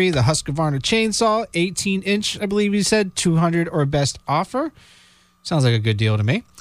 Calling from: St. Albans, Vermont, United States; from St. Albans.

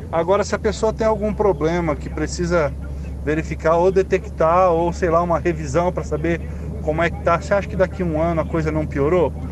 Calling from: Londrina, Paraná, Brazil; eu sou aqui do Jardim São Fernando, Londrina.

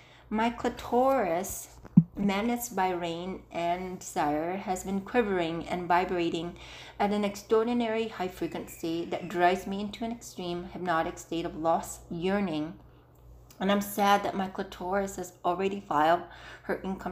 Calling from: Las Vegas, Nevada, United States; I'm calling from Las Vegas

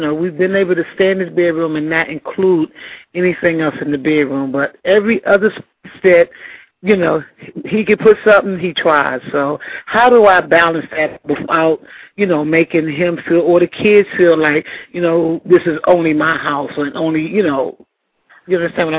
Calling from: Macon, Georgia, United States; I'm actually calling from Macon, Georgia

